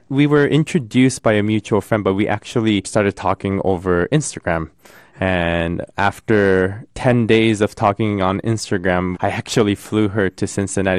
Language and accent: English; Tokyo, Japan; moved away; I come from Tokyo, I was born and raised in Tokyo